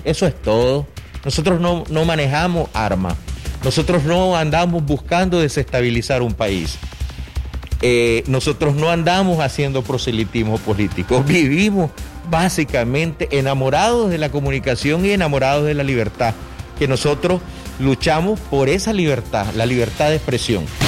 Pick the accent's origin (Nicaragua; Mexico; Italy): Nicaragua; León; Nací en León, soy leonés